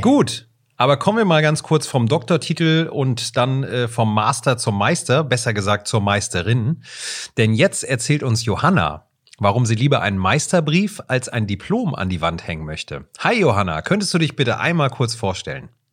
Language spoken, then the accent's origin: German; Southern Germany, Germany; da, wo ich herkomme, in Süddeutschland